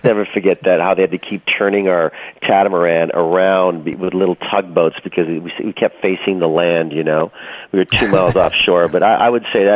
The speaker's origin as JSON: {"language": "English", "country": "Canada", "said": "We take it seriously up there"}